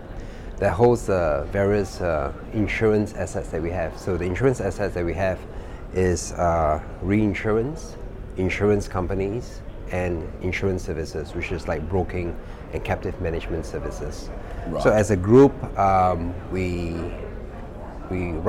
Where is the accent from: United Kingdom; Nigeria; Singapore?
Singapore; also born or lived in Kuala Lumpur, Malaysia; I'm Singaporean